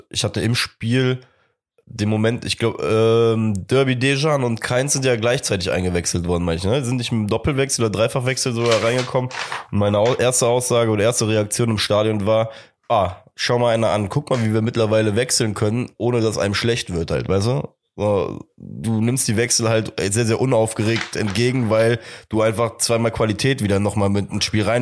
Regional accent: Cologne, North Rhine-Westphalia, Germany; Auch lustig, dass wir als Kölner innerhalb von fünf Jahren erstmal ähm, Belgrad einmal komplett durchkreuzen.

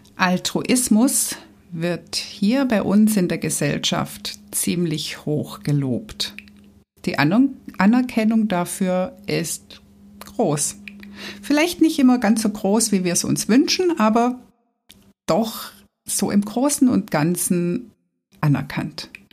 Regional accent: Swabia, Germany; Ich als Schwabe

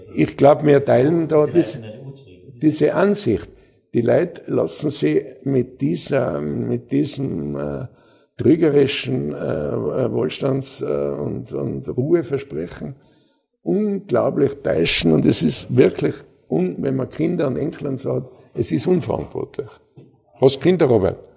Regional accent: Austria

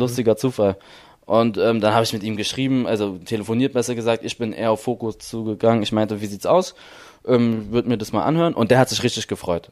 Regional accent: Berlin, Germany; ich bin in Berlin geboren

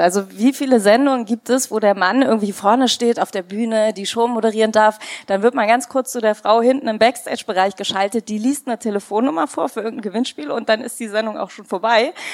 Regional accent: India; moved away; Ich komme ja aus Indien.

